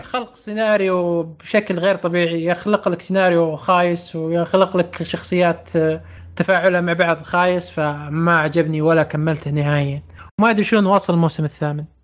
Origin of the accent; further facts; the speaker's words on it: Saudi Arabia; إحنا من السعودية